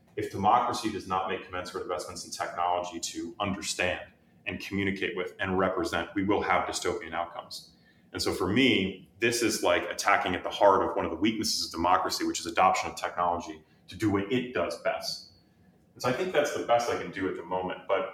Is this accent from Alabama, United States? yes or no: no; San Francisco, California, United States; now in Washington, United States; so I come from San Francisco.